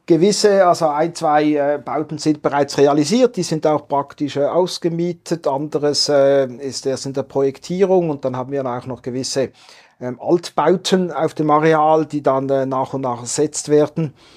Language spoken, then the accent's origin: German; Basel, Basel-Stadt, Switzerland; Basel tickt anders, war ja mal ein offizieller Slogan meiner Heimatstadt